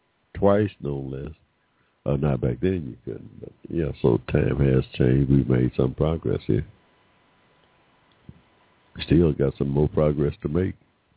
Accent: Georgia, United States; born there; I was born here in Georgia in 1945 with no 14th Amendment rights

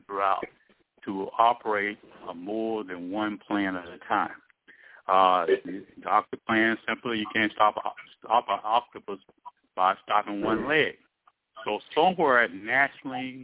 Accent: East Texas, United States; born and raised in East Texas

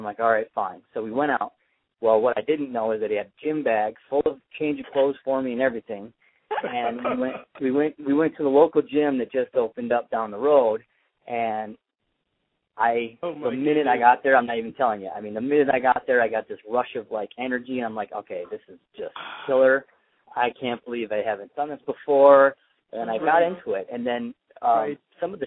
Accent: Traverse City, Michigan, United States; moved away; also born or lived in Corona, California; Traverse City, Michigan, where I'm from

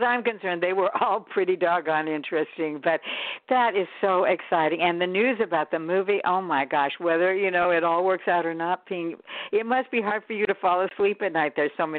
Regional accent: San Francisco Bay Area, California, United States; We're both from the San Francisco Bay Area, and the way you describe the fog and the weather and the scenery, it's quite remarkable.

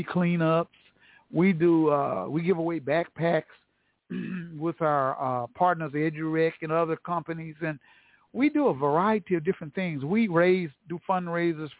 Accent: Tulsa, Oklahoma, United States; here in the heart of Black Wall Street, Tulsa, Oklahoma. T-Town, my hometown

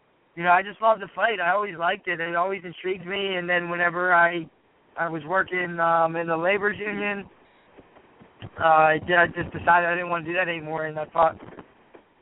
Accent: New Kensington, Pennsylvania, United States; also born or lived in Lower Burrell, Pennsylvania; I grew up in New Kensington

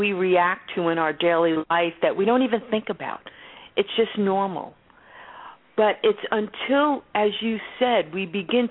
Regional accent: New York City, New York, United States; I'm a kid from the Bronx, Roman Catholic Sicilian family

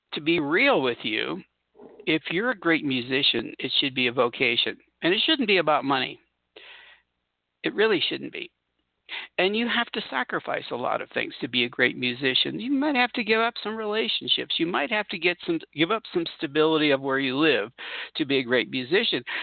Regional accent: Southern California, United States; moved away; I come from Southern California

